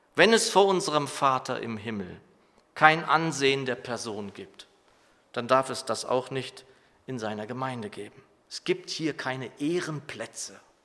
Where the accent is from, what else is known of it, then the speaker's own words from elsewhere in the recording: Germany; als Deutsche